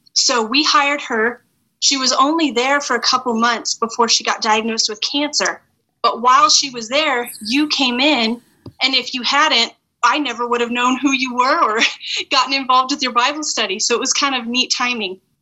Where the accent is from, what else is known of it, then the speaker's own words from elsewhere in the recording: Farmington, United States; moved away; I grew up in Farmington